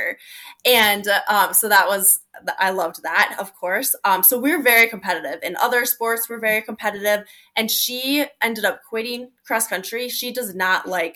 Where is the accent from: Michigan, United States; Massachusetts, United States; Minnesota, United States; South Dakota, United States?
South Dakota, United States; I currently live in Sioux Falls, South Dakota. And I've been in the Midwest, South Dakota my whole life, but it's a great community to grow up in.